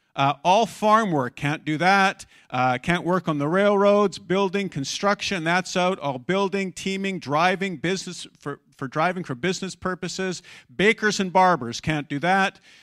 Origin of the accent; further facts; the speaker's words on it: Abbotsford, British Columbia, Canada; I grew up in Abbotsford